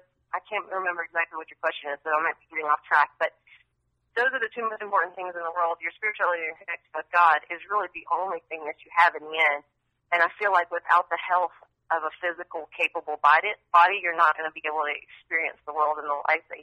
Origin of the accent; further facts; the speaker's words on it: near Asheville, Western North Carolina, United States; moved away as an adult; also born or lived in Chapel Hill, North Carolina / Raleigh, North Carolina; now in Austin, United States; I grew up in near Asheville, so Western North Carolina, and then lived, in the mountains until I went to college